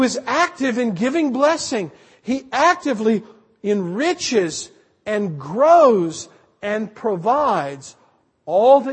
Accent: South Carolina, United States; moved away; I grew up back east in South Carolina

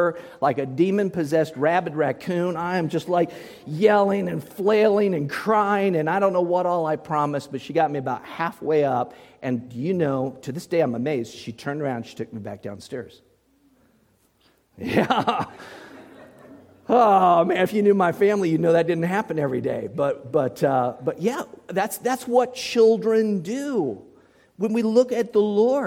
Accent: Muncie, Indiana, United States; I was just a little boy in Muncie, Indiana, growing up in that repeatedly haunted house

